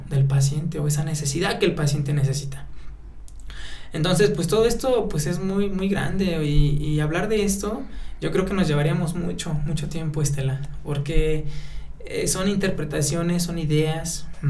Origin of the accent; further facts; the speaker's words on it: Atlacomulco, State of Mexico, Mexico; soy originario de Atlacomulco, Estado de México, de una comunidad totalmente eh, mazagua y que se llama Chosto de los Jarros